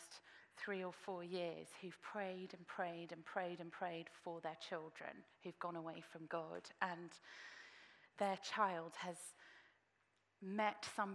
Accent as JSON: {"language": "English", "region": "England", "country": "United Kingdom", "said": "we were being English"}